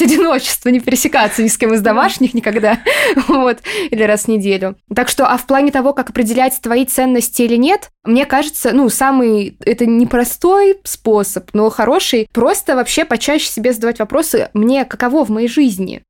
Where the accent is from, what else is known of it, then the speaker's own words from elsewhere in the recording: Moscow, Russia; я из Москвы